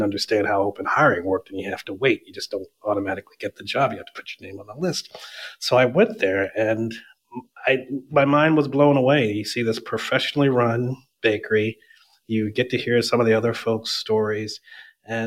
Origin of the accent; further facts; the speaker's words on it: Burlington, New Jersey, United States; moved away as an adult; also born or lived in Westchester County, New York; now in New York, United States; I grew up in Burlington, New Jersey, southern New Jersey, right outside of Philadelphia